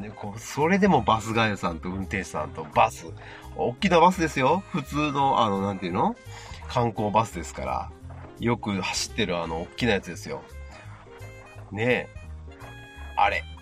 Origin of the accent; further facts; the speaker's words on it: Yamaguchi, Japan; 僕らが生まれ育った山口県